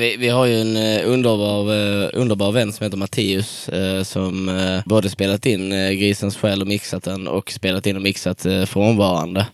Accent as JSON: {"language": "Swedish", "town": "Dönaberga", "region": "Skåne", "country": "Sweden", "moved": "yes", "lives_now": "Kristianstad, Sweden", "said": "jag är ifrån eh, en sjukt liten ort. Det är sju hus runt en landsväg som heter Dönaberga. Eh, i, eh, mitt i Göinges skogar."}